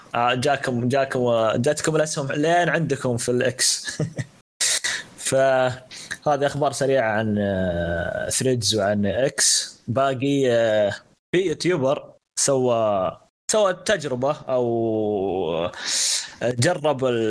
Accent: Saudi Arabia; عندنا في السعوديه

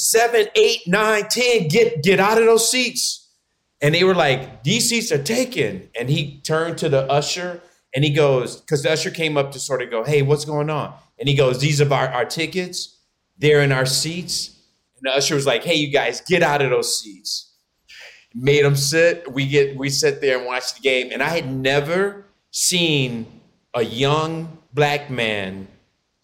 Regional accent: Detroit, Michigan, United States; moved away as an adult; also born or lived in Chicago; I'm in Detroit, Michigan, which is, I moved back. This is where I was born and raised here

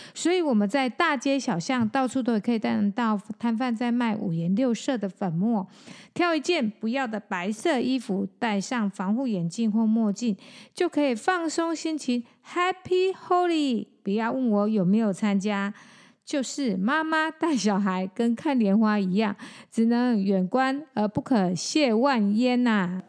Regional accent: Taichung, Taiwan; 我是台中人嘛

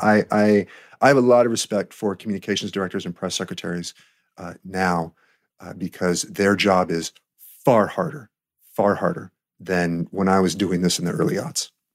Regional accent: Glendale, California, United States; moved away as an adult; also born or lived in Santa Monica / Newbury Park / Chicago / Washington; I am a native Californian. Uh, I grew up in Greater Los Angeles.

